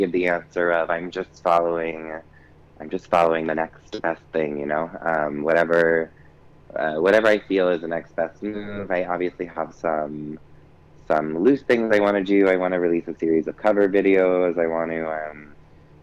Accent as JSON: {"language": "English", "town": "Pequannock", "region": "New Jersey", "country": "United States", "tie": "born or raised there", "said": "toss it back to Jersey. It's my hometown"}